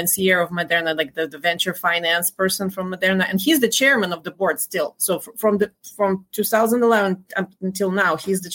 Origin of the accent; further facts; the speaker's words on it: Dnipro, Dnipropetrovsk Oblast, Ukraine; moved away as an adult; Kolomoisky is actually from my hometown